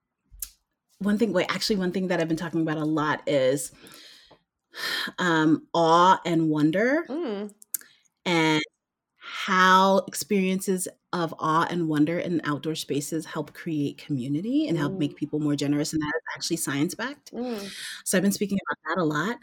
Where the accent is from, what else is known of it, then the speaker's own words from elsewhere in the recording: New York City, New York, United States; moved away as an adult; also born or lived in Maryland / New Jersey; I grew up in Brooklyn, I was in an Italian neighborhood that I grew up